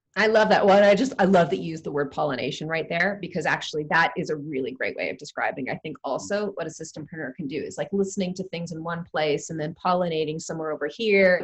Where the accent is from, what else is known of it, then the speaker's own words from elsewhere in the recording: Toronto, Ontario, Canada; moved away as an adult; now in United Kingdom; I'm born and bred in Toronto, and I, I love my hometown. I've been living here in the UK now for about 12 years.